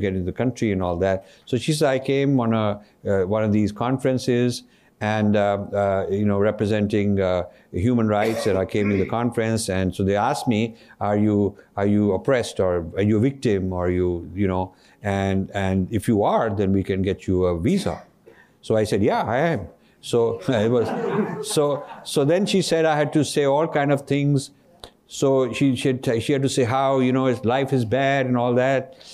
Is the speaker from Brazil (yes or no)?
no; Ludhiana, Punjab, India; moved away; I come from Punjab.